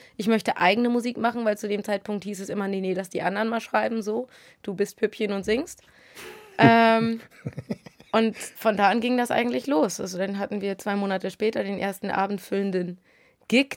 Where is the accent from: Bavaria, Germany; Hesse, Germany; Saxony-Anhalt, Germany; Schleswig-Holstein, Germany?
Schleswig-Holstein, Germany; Sylt; moved away as an adult; now in Hamburg, Germany; aufgewachsen. Also meine ersten 20 Jahre habe ich da verbracht.